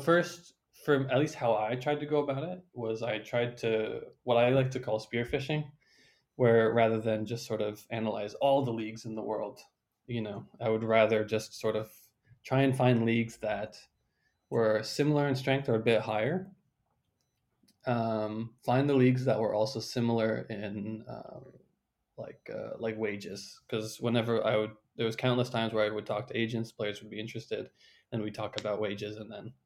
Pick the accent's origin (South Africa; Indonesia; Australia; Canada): Canada; As a Canadian